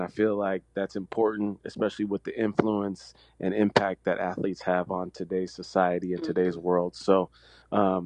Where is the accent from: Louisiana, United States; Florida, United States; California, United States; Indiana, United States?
California, United States; San Diego; moved away as an adult; also born or lived in Las Vegas; I grew up in San Diego